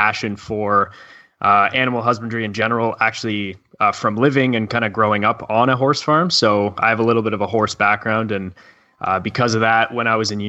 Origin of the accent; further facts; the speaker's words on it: Canada; I'm from Canada